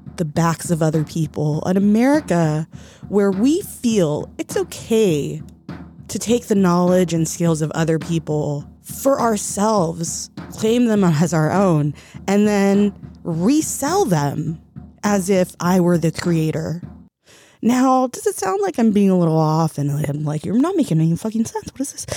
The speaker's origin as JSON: {"language": "English", "country": "United States", "also_born_or_lived": "Mexico / El Salvador", "said": "I'm American, I'm Mexican, I'm Salvadorian"}